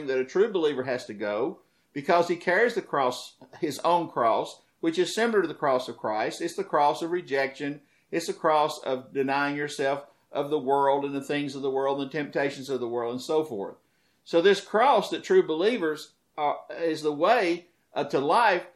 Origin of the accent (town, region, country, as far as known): United States; also born or lived in the South (Bible Belt)